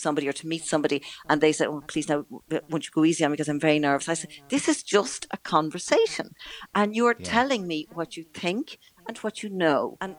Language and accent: English; Ireland; the way we are as Irish people with others.